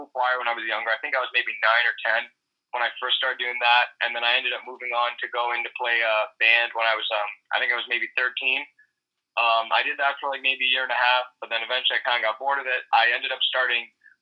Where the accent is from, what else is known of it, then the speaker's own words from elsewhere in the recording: Toronto, Ontario, Canada; also born or lived in Tyumen, Russia; I ended up moving to Toronto, Canada from there, and I've lived here ever since then, so I've grown up here and kind of adapted to that culture.